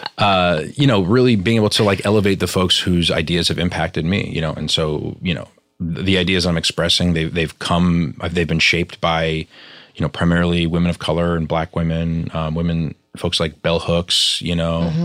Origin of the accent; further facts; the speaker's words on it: New York, United States; I grew up in New York, very sort of multicultural um, schools and environments